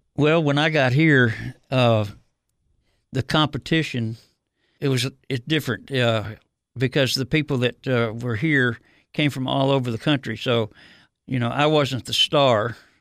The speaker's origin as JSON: {"language": "English", "town": "Detroit", "region": "Michigan", "country": "United States", "tie": "born or raised there", "moved": "yes", "said": "growing up in Detroit, uh, I, I grew up there in the uh, early '50s and '60s."}